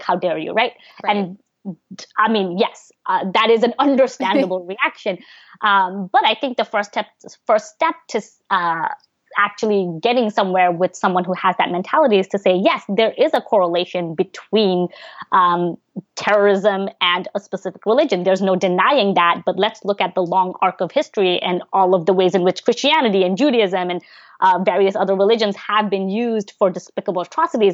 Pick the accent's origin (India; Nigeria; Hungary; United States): United States; New York City, New York; English is a second language; also born or lived in Bangladesh; the aunt um, that I grew up with in New York